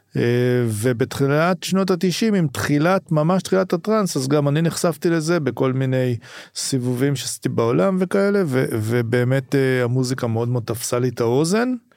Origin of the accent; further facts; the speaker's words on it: Rehovot, Central District, Israel; also born or lived in a kibbutz; אני גדלתי קודם בקיבוץ ואחרי זה בגיל די מוקדם עברנו לרחובות